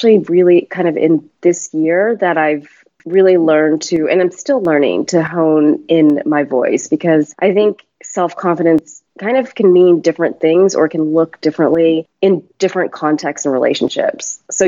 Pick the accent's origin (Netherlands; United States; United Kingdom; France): United States; So I was brought up in the States and kind of moved around quite a bit. So also had a very nomadic upbringing.